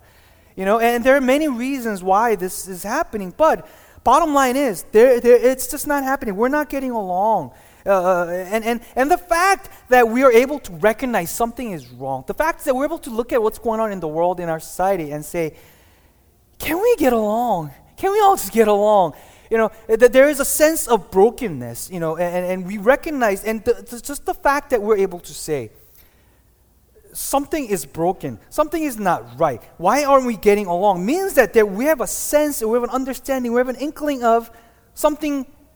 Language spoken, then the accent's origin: English; Glendale, California, United States; I grew up in Glendale